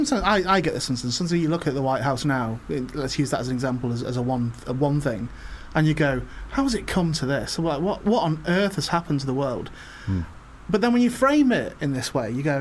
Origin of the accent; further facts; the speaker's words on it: Warrington, North West England, United Kingdom; I'm from Warrington, like, it's where I was brought up, it's where I was born